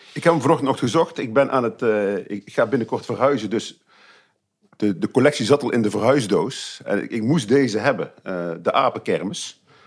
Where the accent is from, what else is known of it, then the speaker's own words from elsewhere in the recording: Heeze, North Brabant, Netherlands; Ik ben eh, geboren en getogen en nog steeds woonachtig in Hezen onder de rook van Eindhoven